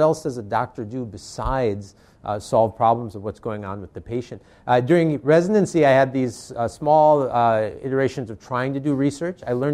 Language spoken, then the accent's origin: English; Racine, Wisconsin, United States; moved away; I grew up in Wisconsin, which was a small town called Racine, Wisconsin